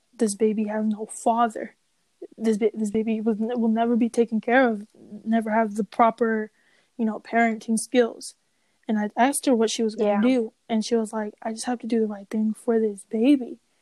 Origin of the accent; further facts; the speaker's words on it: Nigeria; I am Nigerian